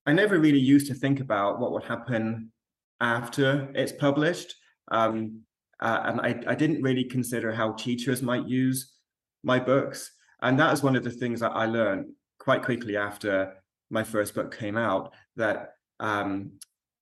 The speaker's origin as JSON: {"language": "English", "town": "Alamogordo", "region": "New Mexico", "country": "United States", "tie": "born or raised there", "said": "I was raised in the States, in New Mexico, so I've got very fond memories of the school library in Alamogordo, which is where I lived"}